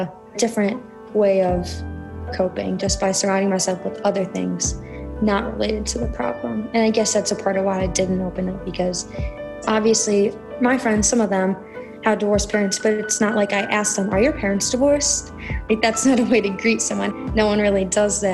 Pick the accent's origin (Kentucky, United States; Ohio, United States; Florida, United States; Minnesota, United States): Ohio, United States; Cleveland; I'm from Cleveland, Ohio